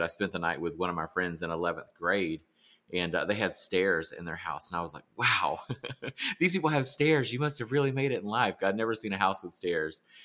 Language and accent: English; South Carolina, United States; I grew up in South Carolina